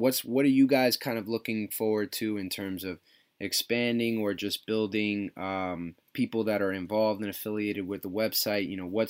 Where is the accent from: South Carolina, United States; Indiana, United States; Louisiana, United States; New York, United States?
New York, United States; Westchester; I grew up down in Westchester.